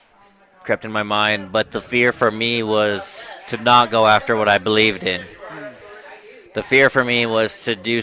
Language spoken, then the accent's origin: English; Browning, Montana, United States; I'm from Browning, Montana, born and raised on the Blackfeet Reservation